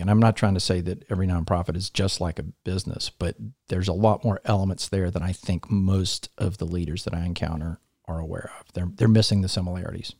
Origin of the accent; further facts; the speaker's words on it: Columbia, South Carolina, United States; also born or lived in Atlanta, Georgia; I grew up here in Columbia.